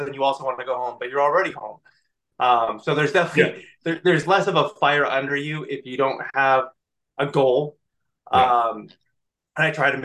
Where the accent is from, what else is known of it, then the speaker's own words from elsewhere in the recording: Canada; I'm Canadian